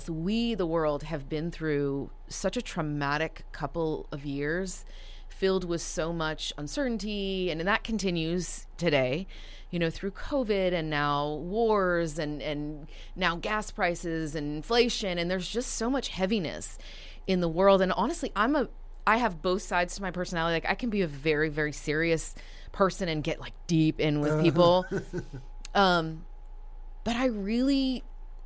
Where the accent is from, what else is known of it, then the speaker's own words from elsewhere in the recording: Dallas, Texas, United States; also born or lived in Toronto, Canada; I have lived here since I was about 5.5, 6 years old